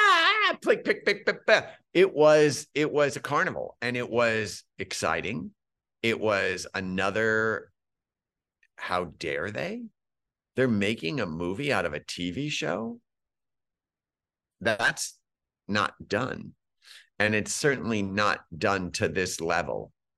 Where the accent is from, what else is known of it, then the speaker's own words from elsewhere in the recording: Scranton, Pennsylvania, United States; I'm from Scranton.